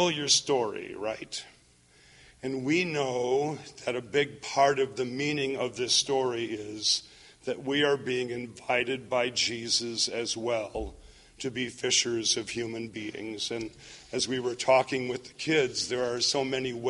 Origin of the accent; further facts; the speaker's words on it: Minnesota, United States; I grew up in Minnesota.